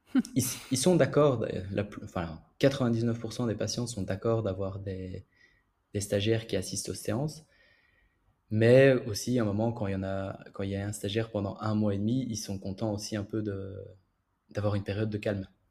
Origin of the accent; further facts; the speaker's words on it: Belgium; moved away as an adult; now in Paris, France; je viens de Belgique, mais je travaille à Paris